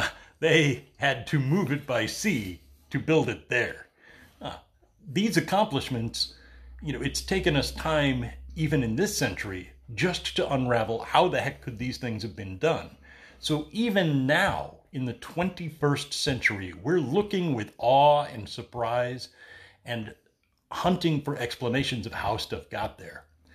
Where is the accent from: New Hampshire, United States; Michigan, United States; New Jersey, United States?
Michigan, United States; Battle Creek; Hey, way out behind the house I grew up in Battle Creek, there was, in the interzone between the next street and mine